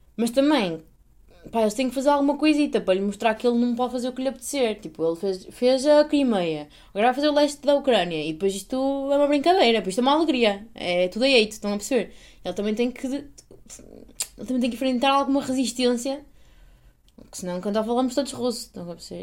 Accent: Portugal

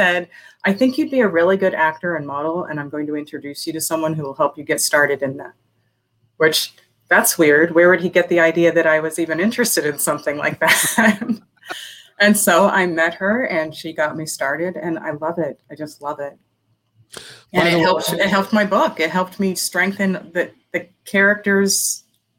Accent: Las Vegas, Nevada, United States; also born or lived in Pennsylvania; I am in Las Vegas. I was born in Pennsylvania. But I grew up in Las Vegas

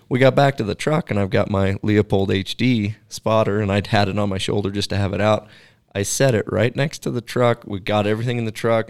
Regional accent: Pacific Northwest, Oregon, United States; moved away as an adult; also born or lived in Alaska; now in Wyoming, United States; growing up in Pacific Northwest

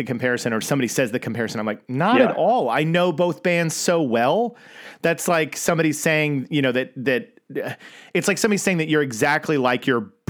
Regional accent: Oklahoma, United States; me growing up in Oklahoma

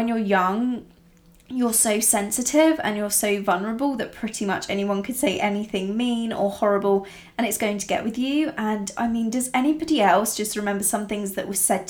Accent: Italy; I grew up in Italy, rural Italy, from when I was very, very young.

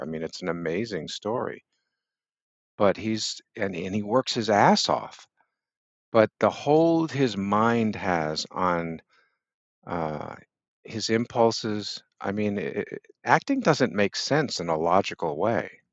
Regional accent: Boston, Massachusetts, United States; also born or lived in Brooklyn Heights, New York; now in New York City, United States; when I was, uh, seven, we moved from New York to Boston.

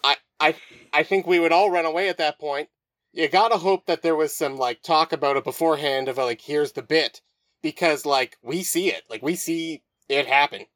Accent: Moose Jaw, Saskatchewan, Canada; I grew up in Moose Jaw

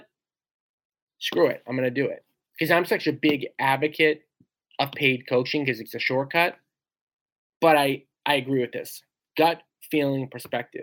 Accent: Revere, Massachusetts, United States; I grew up in Revere, Mass

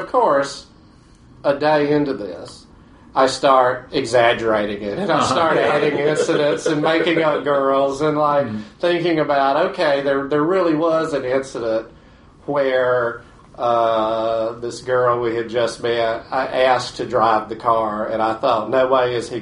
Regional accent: Batesburg, South Carolina, United States; my hometown library in Batesburg, South Carolina

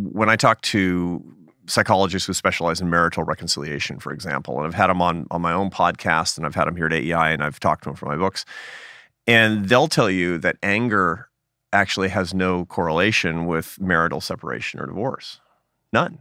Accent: United States; I'm a Catholic, uh, but I'm an American Catholic

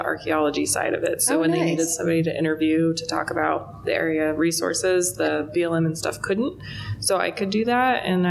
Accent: Alaska, United States; now in Nevada, United States; I'm from Alaska, and so we still have those big open spaces.

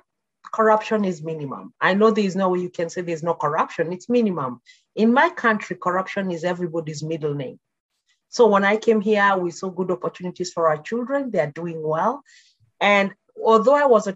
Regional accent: Nakuru, Nakuru County, Kenya; moved away as an adult; also born or lived in Nairobi, Kenya; now in Canada; I was born and brought up in Kenya in a small town called Nakuru

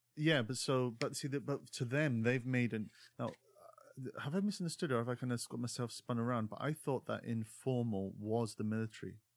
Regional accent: Scotland, United Kingdom; growing up in Scotland

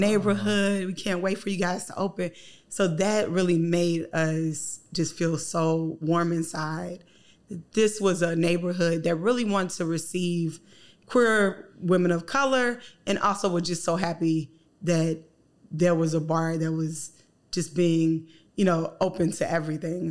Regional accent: the South, United States; moved away; I'm from the South

